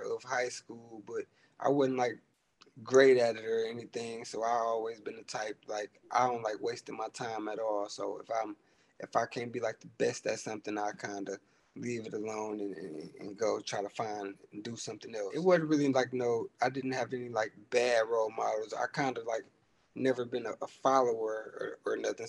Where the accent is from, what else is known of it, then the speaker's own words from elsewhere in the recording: Inkster, Michigan, United States; I'm from Inkster. It's like 15, 20 minutes outside of Detroit. It's like a real small town. It's just like Detroit. 3-4 different parts of it. I grew up and was raised out there by my mama mostly